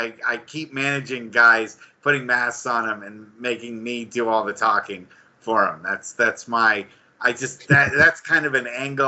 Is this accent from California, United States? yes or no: yes; Bay Area, California, United States; growing up here in the Bay Area